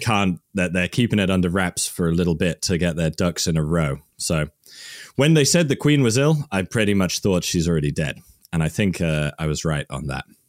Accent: Worcester, West Midlands, United Kingdom; I'm from Worcester, England

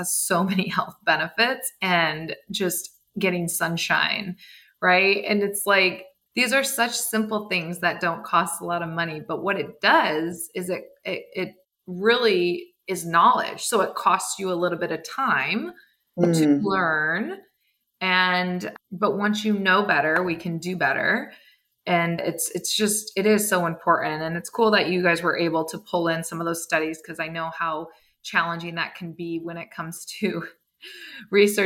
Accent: East Lansing, Michigan, United States; I grew up right outside of Michigan State

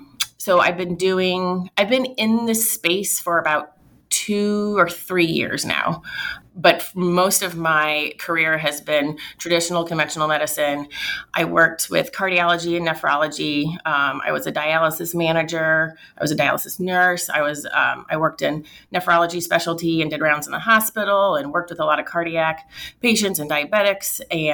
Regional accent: Washington, Missouri, United States; also born or lived in St. Louis / Florissant; I went to St. Francis Borgia. So we lived in Florissant. And then when I was around, I think I was 8, we moved to Washington, Missouri.

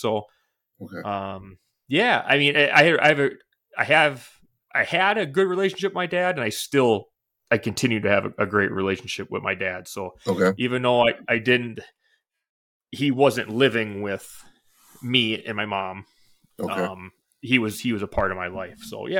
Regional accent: Forest Lake, Minnesota, United States; So I was born in Minnesota, Forest Lake, Minnesota. So that's where I spent most of my life, really. I was born there.

